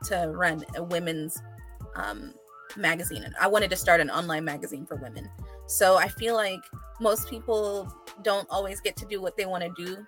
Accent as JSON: {"language": "English", "town": "Atlanta", "region": "Georgia", "country": "United States", "tie": "born or raised there", "also_born_or_lived": "London, England / New York", "said": "I was born in London, England, and raised in Atlanta"}